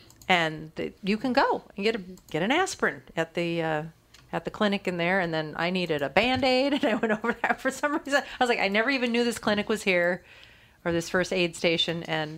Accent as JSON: {"language": "English", "region": "Minnesota", "country": "United States", "said": "We're from Minnesota."}